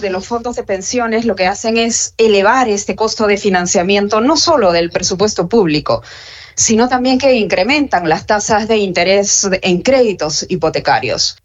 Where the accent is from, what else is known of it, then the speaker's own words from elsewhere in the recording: Peru; ahora vivimos como peruanos